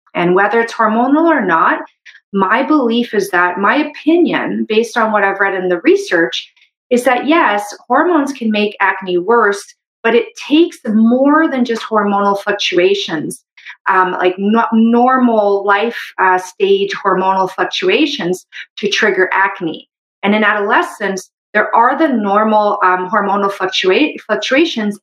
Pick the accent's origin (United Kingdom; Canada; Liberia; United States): Canada; I'm a Canadian medical doctor